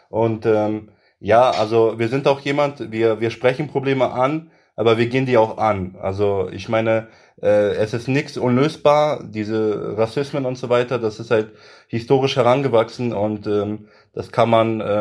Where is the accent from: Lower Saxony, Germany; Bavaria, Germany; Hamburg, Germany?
Lower Saxony, Germany; Göttingen; ich bin ein Göttinger, ich komme aus Göttingen und ähm, das ist meine Heimat so